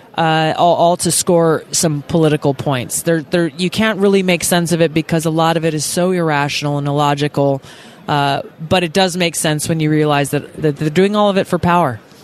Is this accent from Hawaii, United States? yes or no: yes; Hawaii, United States; my home state of Hawaii